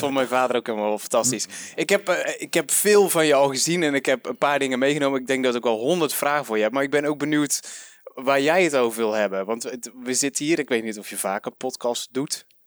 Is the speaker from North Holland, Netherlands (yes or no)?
no; Den Bosch region, North Brabant, Netherlands; moved away; oorspronkelijk kom ik hier uit Regio Den Bosch